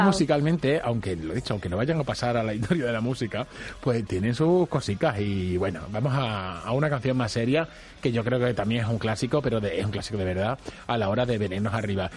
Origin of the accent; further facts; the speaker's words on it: Badajoz, Extremadura, Spain; somos muy de Badajoz